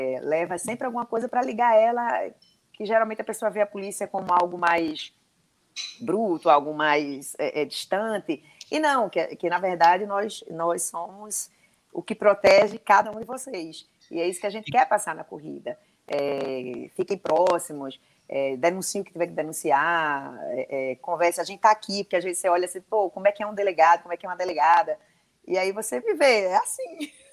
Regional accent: Recife, Pernambuco, Brazil; now in João Pessoa, Brazil; eu sou recifense

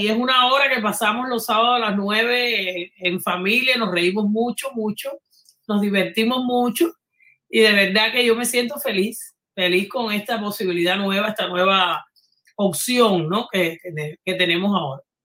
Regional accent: Havana, Cuba; moved away; venimos de barrios colindantes, de La Habana

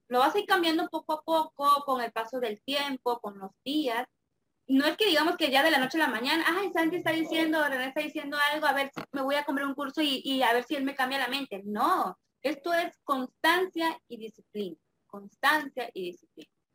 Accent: Campeche, Mexico; soy de México, específicamente de acá de Campeche

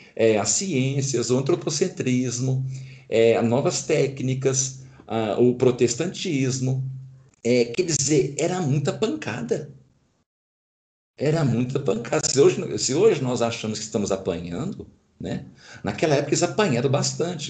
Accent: Brazil; os vícios adquiridos como brasileiros

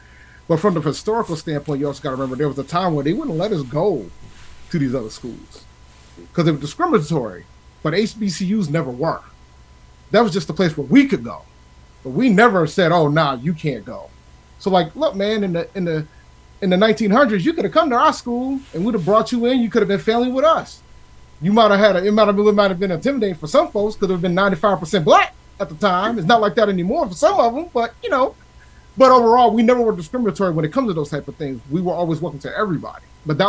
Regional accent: Columbia, South Carolina, United States; I'm from Columbia, South Carolina.

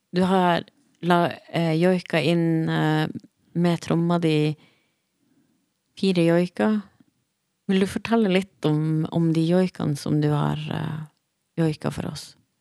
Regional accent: Troms og Finnmark, Norway; moved away as an adult; now in Bergen, Norway; Jeg, jeg, var født og oppvokst i Finnmark og, og flytta til Bergen i 2017.

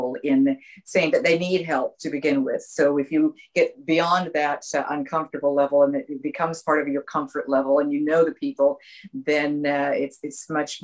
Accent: Vancouver, British Columbia, Canada; moved away; I was originally raised from Canada, raised in Canada

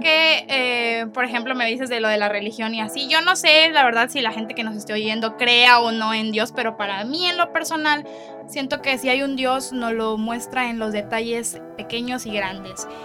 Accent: Mexico

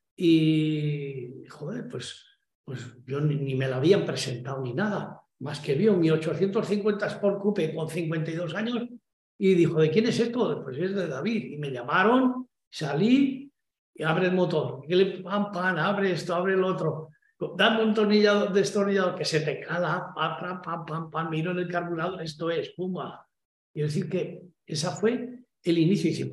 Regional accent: Badarán, La Rioja, Spain; moved away; also born or lived in Barcelona; mi pueblo

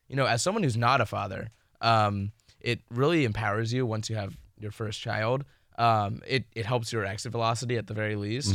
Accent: Florida, United States; I'm from Florida

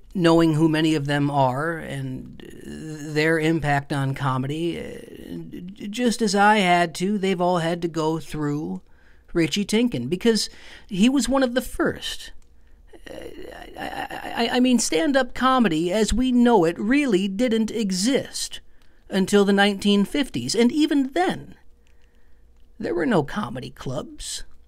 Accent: Lapeer, Michigan, United States; moved away; I'm from a small town outside of Flint

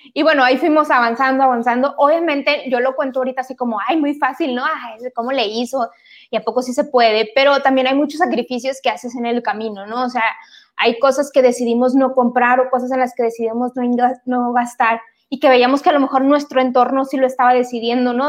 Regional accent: Monterrey, Nuevo León, Mexico; vivo en Monterrey, soy regia

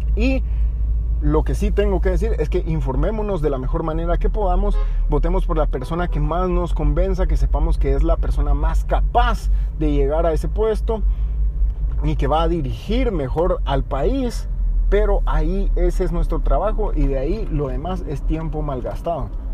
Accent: Guatemala; Guatemala somos todos los guatemaltecos

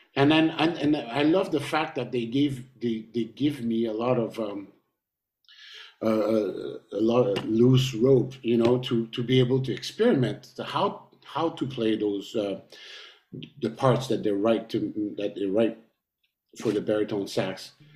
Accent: Montreal, Quebec, Canada; we came from Montreal

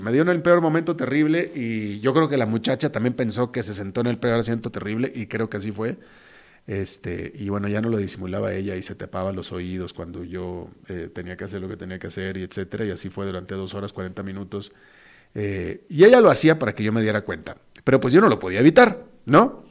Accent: Monterrey, Nuevo León, Mexico; also born or lived in Costa Rica; now in San José, Costa Rica; mi tierra donde me echaron al mundo, que es Monterrey, México

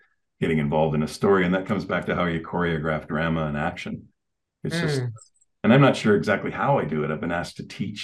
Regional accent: Canada; also born or lived in Calgary; I'm Canadian

